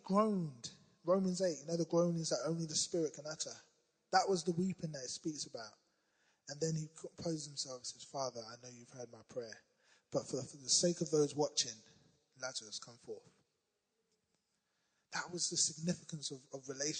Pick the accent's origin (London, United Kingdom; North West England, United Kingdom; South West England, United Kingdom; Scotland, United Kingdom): London, United Kingdom; I'm from South London